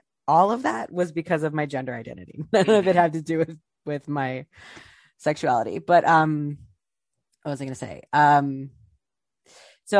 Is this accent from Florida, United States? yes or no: no; Ohio, United States; now in New York City, United States; I'm from Ohio